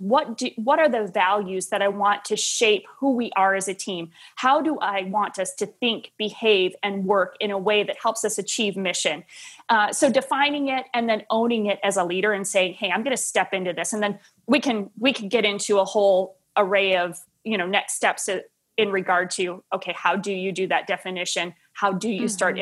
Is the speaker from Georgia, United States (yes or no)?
no; Wisconsin, United States; moved away as an adult; also born or lived in Tennessee / Nashville; Midwest kid, born and raised in Wisconsin